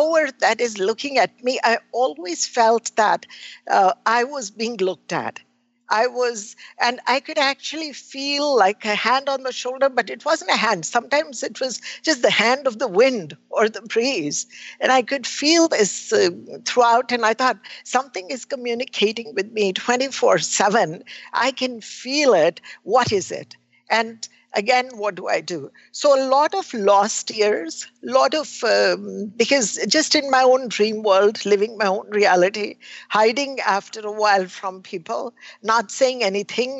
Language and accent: English; India; I was born in India